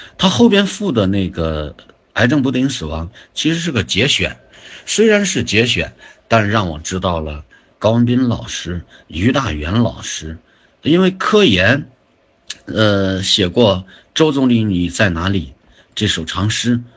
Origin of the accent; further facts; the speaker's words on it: China; also born or lived in Zibo; 我们中国人